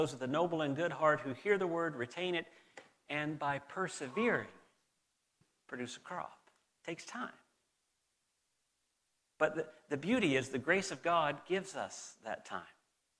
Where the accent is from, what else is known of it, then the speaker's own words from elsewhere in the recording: Southern United States, United States; accent: southern; with my mom here, I drift back into my southern accent. They've noticed it several times and they've mocked me repeatedly about my drawl coming back.